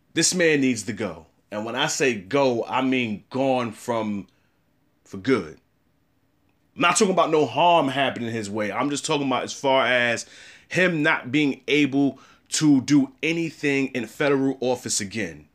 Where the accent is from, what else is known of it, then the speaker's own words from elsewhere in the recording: United States; I'm an American and I'm African American